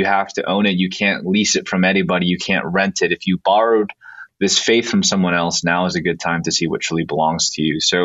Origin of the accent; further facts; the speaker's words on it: Bay Area, California, United States; I'm from the Bay Area, so it's kind of a home for me